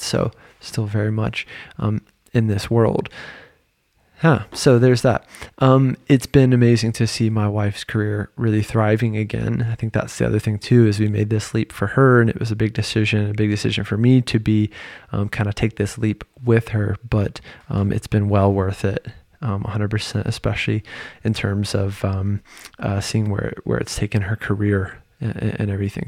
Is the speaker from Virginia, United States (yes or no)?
yes; Virginia, United States; moved away as an adult; also born or lived in North Carolina; now in Paris, France; I'm a dude from Virginia at the time with a private practice in North Carolina